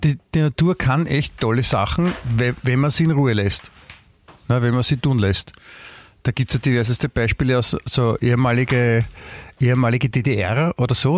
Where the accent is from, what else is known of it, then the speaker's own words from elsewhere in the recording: Klosterneuburg, Lower Austria, Austria; ich bin ja in Klosterneuburg aufgewachsen